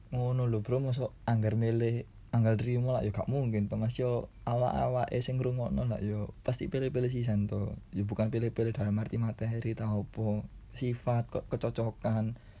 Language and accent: Indonesian; Surabaya, East Java, Indonesia; aku asli Surabaya